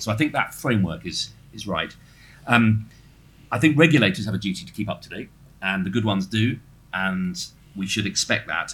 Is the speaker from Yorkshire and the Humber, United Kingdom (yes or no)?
no; Norfolk, East of England, United Kingdom; I'm come from Norfolk